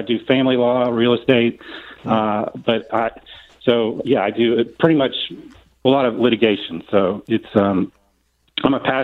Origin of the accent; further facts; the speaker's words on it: Florida, United States; I'm a second generation Floridian